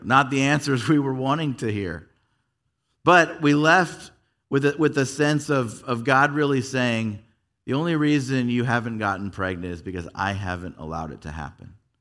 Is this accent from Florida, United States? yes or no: no; Yorba Linda, California, United States; also born or lived in Fullerton / Anaheim; I actually grew up here in Southern California. I was born in Fullerton, And then, uh, we lived in Anaheim till I was eight. When I was eight, we made the, the big drive up the hill to Yorba Linda.